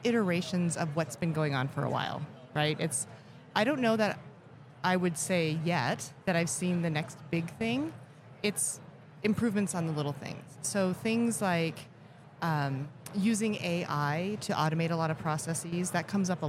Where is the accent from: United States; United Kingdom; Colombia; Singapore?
United States; Elkhart, Indiana; I was born in Elkhart, Indiana